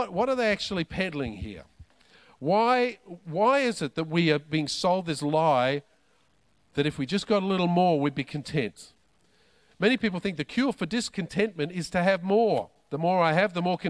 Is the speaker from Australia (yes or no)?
yes; Australia; I'm an Aussie